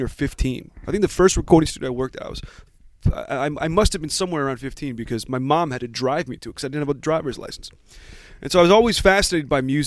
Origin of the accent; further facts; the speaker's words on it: New Jersey, United States; moved away as an adult; also born or lived in Boston; I actually grew up in Jersey, and I survived.